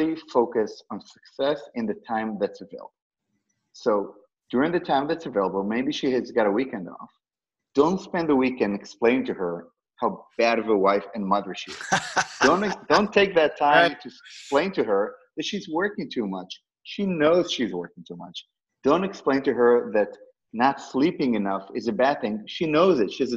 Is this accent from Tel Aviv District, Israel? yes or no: yes; Tel Aviv, Tel Aviv District, Israel; now in United States; I was born and raised in Tel Aviv